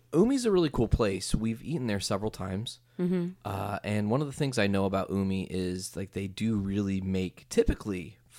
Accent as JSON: {"language": "English", "region": "Midwest", "country": "United States", "said": "And I mean, I'm from the Midwest."}